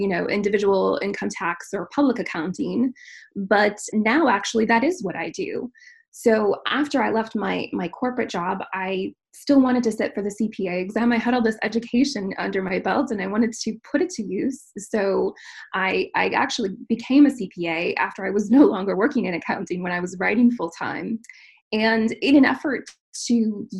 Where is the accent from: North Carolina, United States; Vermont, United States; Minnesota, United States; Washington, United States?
Minnesota, United States; I was born and raised in Minnesota. I am raising my family now in Minnesota and am really a Midwesterner at heart.